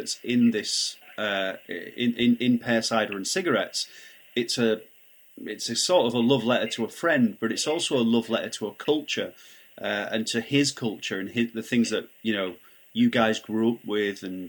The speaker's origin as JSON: {"language": "English", "town": "Barnsley", "region": "Yorkshire and the Humber", "country": "United Kingdom", "said": "I'm from Barnsley"}